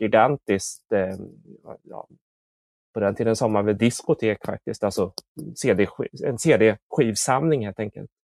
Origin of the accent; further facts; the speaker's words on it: Motala, Östergötland, Sweden; also born or lived in South Korea; jag växte upp i Motala och jag eh, adopterade från Korea